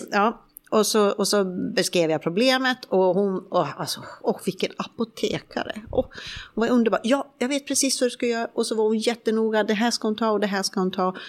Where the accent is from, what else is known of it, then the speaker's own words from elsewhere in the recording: Sweden; moved away as an adult; now in Spain; hemma i Sverige